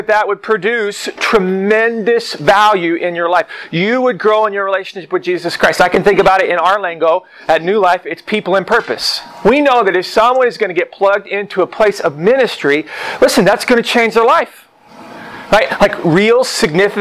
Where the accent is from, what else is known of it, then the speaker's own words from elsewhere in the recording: Oklahoma, United States; And I grew up in Oklahoma. I grew up in a small town.